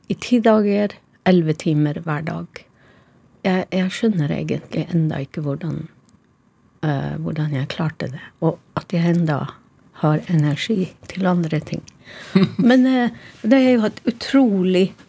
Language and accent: Norwegian; Karasjok, Finnmark, Norway; Karasjok, min hjemby